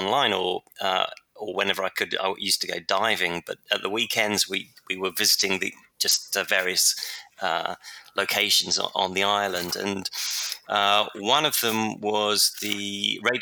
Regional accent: London, United Kingdom; Yeah, I was born in London

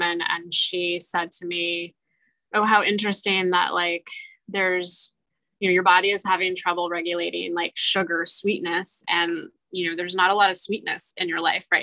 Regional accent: Michiana, Midwest, United States; also born or lived in North Dakota; I grew up in the Michiana community and I went away for a few years

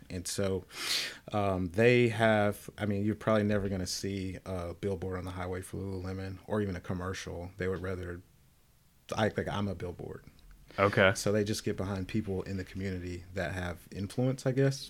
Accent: the South, United States; I'm from the South, black, deep spiritual roots in my family

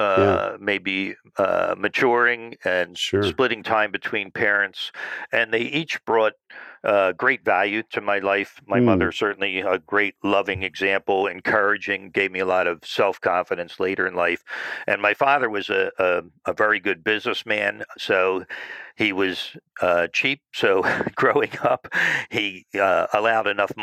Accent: New Jersey, United States; I grew up in South Jersey, sort of a suburb type of community

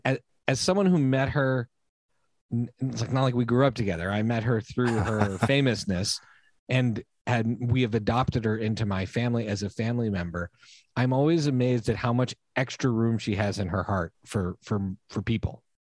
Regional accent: Montreal, Quebec, Canada; also born or lived in United States; I'm American by birth, but I was raised in Montreal

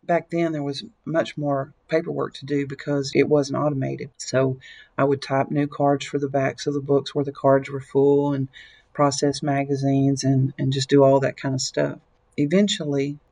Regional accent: Lexington, Tennessee, United States; I was born and raised in Lexington, Tennessee, which is not far from here

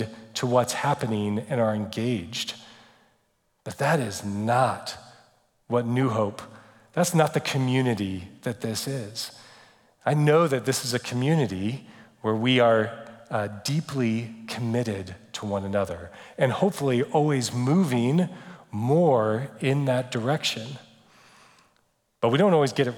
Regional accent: United States; we're too American. We're very American

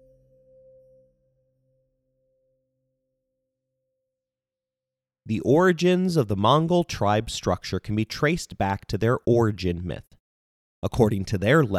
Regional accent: Indiana, United States; my home state of Indiana

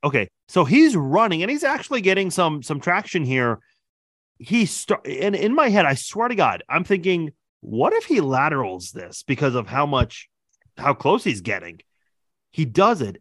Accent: Iran; moved away; I'm originally from Iran

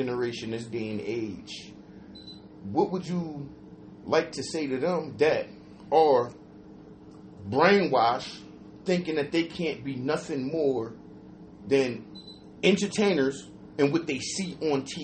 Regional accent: New Jersey, United States; now in Atlanta, United States; I'm from New Jersey. Yeah. We made Georgia our home

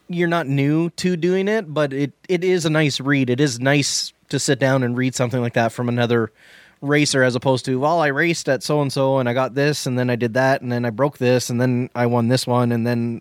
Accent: Canada; we're Canadian.

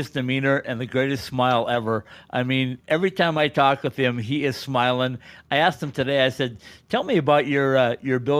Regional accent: Fosston, Minnesota, United States; moved away; I'm from up near Bemidji, a little town called Fauston, if you've ever been on Highway 2.

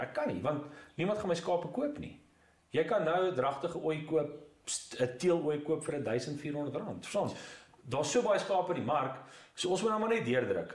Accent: Ermelo, Mpumalanga, South Africa; also born or lived in Potchefstroom / Pretoria; ek was in eh, in Ermelo

